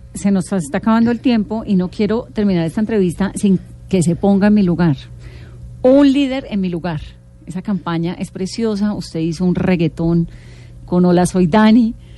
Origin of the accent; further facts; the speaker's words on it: Pacific region, Colombia; Soy del Pacífico.